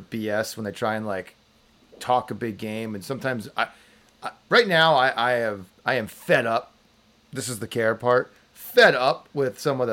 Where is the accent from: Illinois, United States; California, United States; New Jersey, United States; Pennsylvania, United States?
New Jersey, United States; moved away